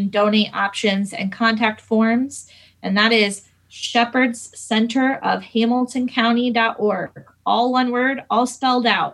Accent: Fishers, Indiana, United States; I grew up in Fishers. I actually am a Hamilton Southeastern graduate. Lived here my whole life

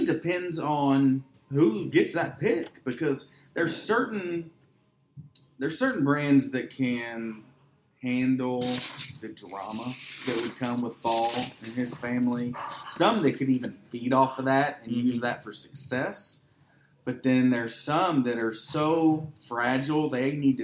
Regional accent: Louisville, Kentucky, United States; I grew up in West Louisville, the only white family on the street

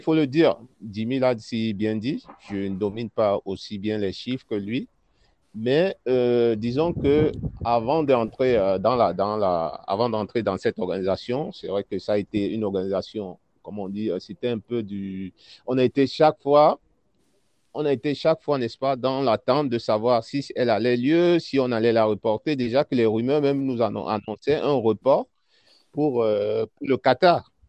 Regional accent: Cameroon; en tant que Camerounais

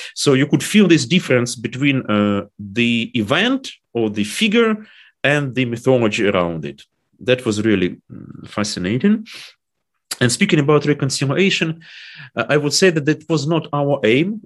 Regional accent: Dnipro, Dnipropetrovsk Oblast, Ukraine; English is a second language; moved away as an adult; also born or lived in Warsaw, Poland / Kyiv, Ukraine; now in Germany; my hometown, Dnipro or Dnipropetrovsk

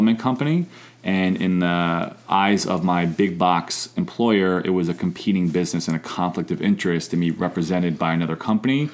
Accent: New York, United States; moved away as an adult; also born or lived in St. Louis, Missouri; my first job actually at 16 years old in New York, back where I'm from, was folding towels in the local gym

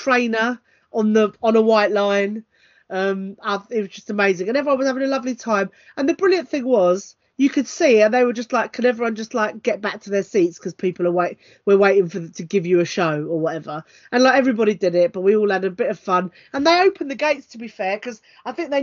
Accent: London, United Kingdom; also born or lived in Stoke Newington; I grew up in Southgate

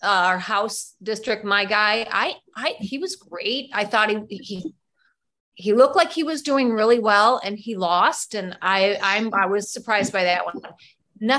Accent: Michigan, United States; now in Illinois, United States; That's the state I love. That's my home state

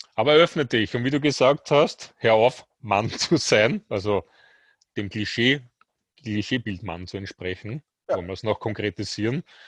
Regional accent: Austria; bei uns in Österreich

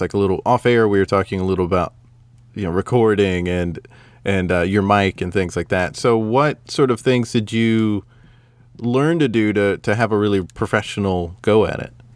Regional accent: the South, United States; I'm not only just as American, I'm from the South

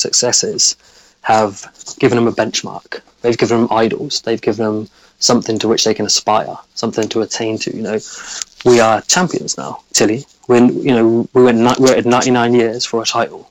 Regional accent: England, United Kingdom; I'm an Englishman

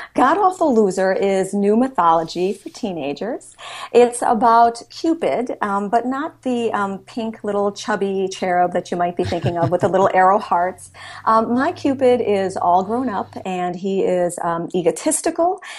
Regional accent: Milwaukee, Wisconsin, United States; I was raised in Milwaukee, Wisconsin, so I'm currently living in my hometown

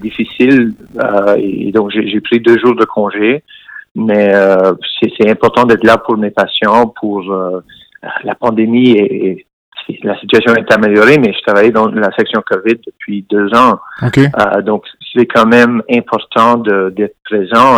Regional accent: Montreal, Quebec, Canada; je suis né euh, à Montréal

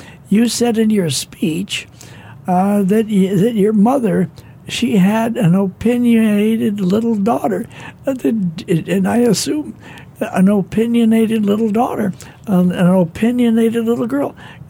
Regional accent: Minnesota, United States; Now listen, you're from China, and I'm from Minnesota.

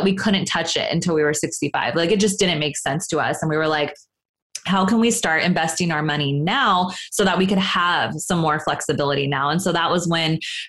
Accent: Sacramento, California, United States; now in Los Angeles, United States; I'm from Northern California, up in Sacramento

